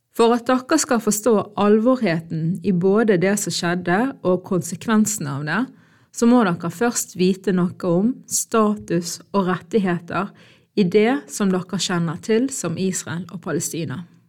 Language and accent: Norwegian; Norway; Jeg er født og oppvokst i Norge med sterke palestinske røtter